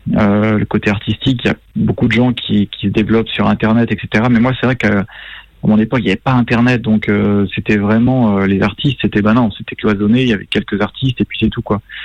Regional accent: Brittany, France; moved away; je suis breton

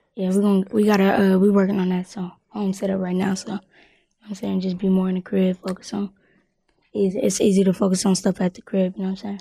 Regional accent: Louisville, Kentucky, United States; also born or lived in Ohio; I'm from Louisville, K Y, but born in Ohio

